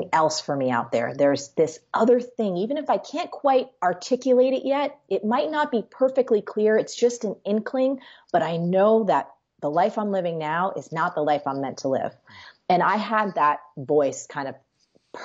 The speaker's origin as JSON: {"language": "English", "region": "New Jersey", "country": "United States", "said": "I am a girl from Jersey"}